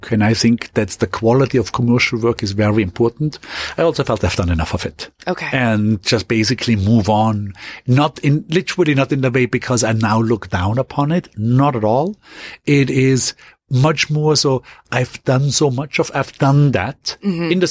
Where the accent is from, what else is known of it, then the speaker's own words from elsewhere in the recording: Austria; ultimately going quickly back to my hometown in Austria and then go, going moving onwards to France.